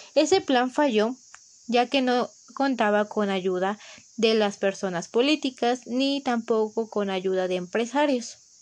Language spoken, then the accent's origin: Spanish; Mexico; como mexicanos